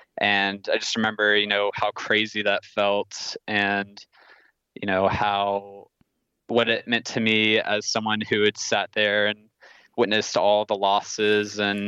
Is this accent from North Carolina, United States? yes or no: yes; Durham, North Carolina, United States; I grew up in Durham